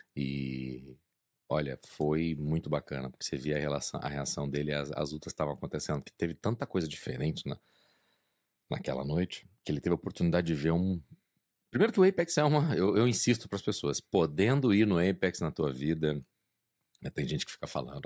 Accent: Brazil; moved away; sou brasileiro

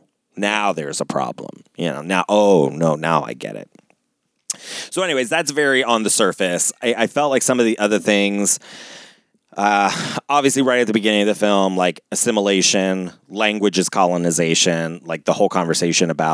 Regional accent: Ohio, United States; I was born and raised in freaking Ohio.

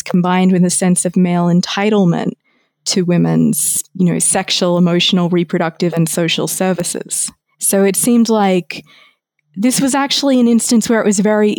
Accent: Australia; my home country of Australia

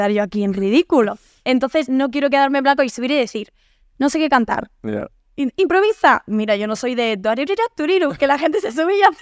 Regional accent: Andalusia, Spain; accent: Andalusian; eh, mi mejor amiga es, de, gallega, vengo de estar en Galicia esta semana, entonces tengo todo un mix. Pero mi madre es de Granada, entonces tengo más acento andaluz que mi hermana, por

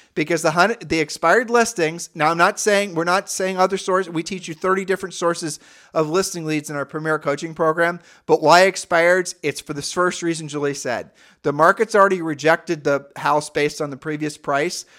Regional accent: Midwest, United States; we're from the Midwest

